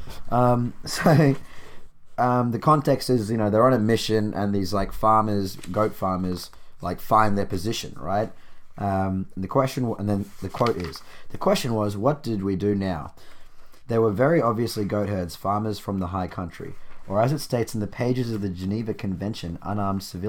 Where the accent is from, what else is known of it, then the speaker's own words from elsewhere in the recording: Australia; as an Australian